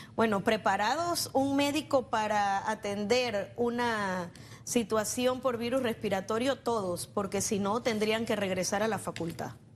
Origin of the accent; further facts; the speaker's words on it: Panama; nosotros en Panamá